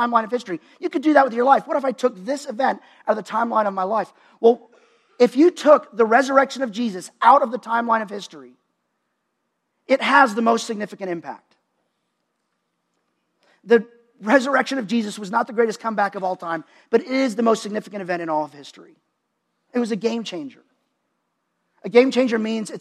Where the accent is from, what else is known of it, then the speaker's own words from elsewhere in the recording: Dallas, Texas, United States; my hometown is Dallas, Texas.